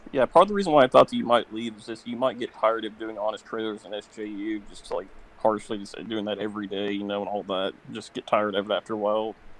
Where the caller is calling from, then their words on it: Oklahoma, United States; I'm calling from Oklahoma